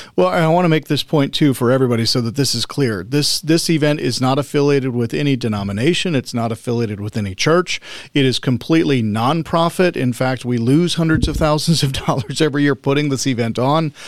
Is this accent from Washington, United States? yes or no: yes; Spokane, Washington, United States; moved away as an adult; also born or lived in Salt Lake City, Utah; I grew up in the Spokane, Coeur d'Alene area.